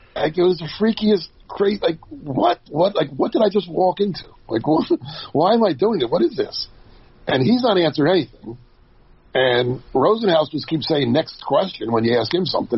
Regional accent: New Jersey, United States; growing up in Jersey

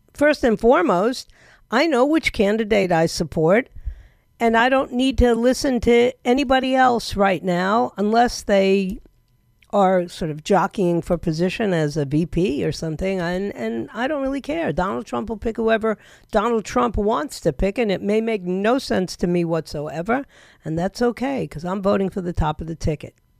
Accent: New York City, New York, United States; now in Florida, United States; I'm actually from New York

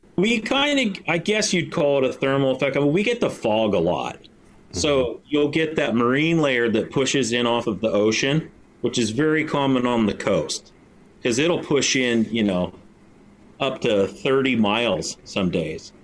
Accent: Aberdeen, Washington, United States; my hometown of Aberdeen, Washington

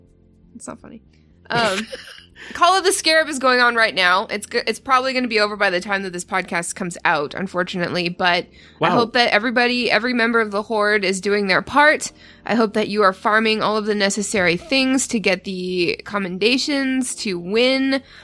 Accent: Canada; I'm Canadian.

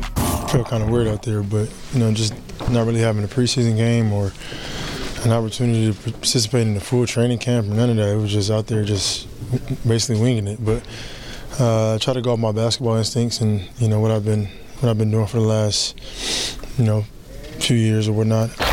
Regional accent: Houston, Texas, United States; I'm from Houston

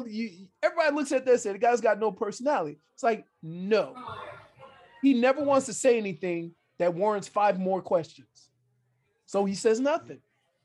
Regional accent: New Orleans, Louisiana, United States; moved away; I'm from New Orleans. I spent my whole life with the New Orleans Saints. They were started in 1969, the year after I was born, 1960, might even been the year I was born, 1968.

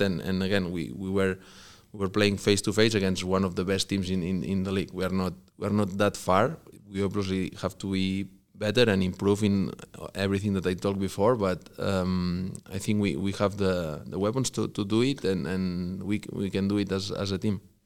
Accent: Barcelona, Catalonia, Spain; born or raised there; English is a second language; moved away as an adult; also born or lived in Vigo / Mallorca; now in Kansas City, United States

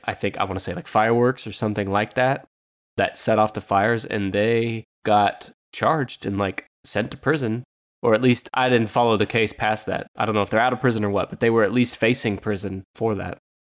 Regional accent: Southern California, United States; moved away; also born or lived in Oklahoma; I'm from Southern California

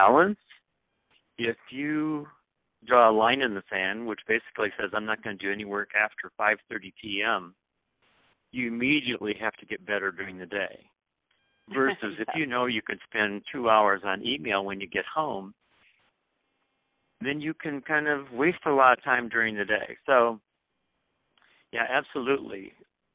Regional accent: South Dakota, United States; also born or lived in St. Louis, Missouri; now in Minneapolis, United States; I was born and raised in South Dakota

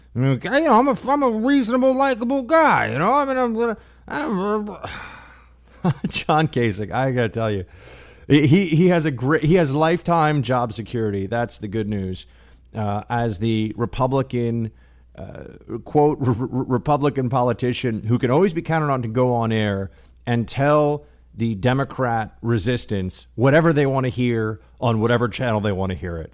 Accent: New York City, New York, United States; As a New York City, uh, born and raised local

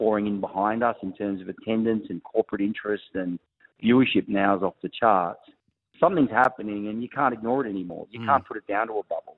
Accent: Wollongong, New South Wales, Australia; I'm from Wollongong

